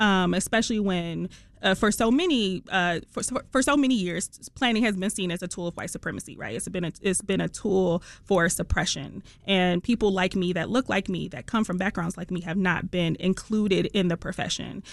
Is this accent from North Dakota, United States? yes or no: no; Detroit, Michigan, United States; accent: Detroit; moved away as an adult; also born or lived in Los Angeles; I'm from Detroit. I'm from the East Side